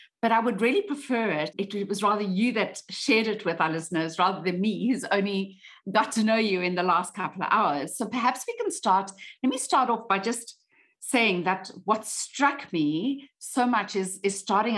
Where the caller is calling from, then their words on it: South Africa; I'm calling in from South Africa today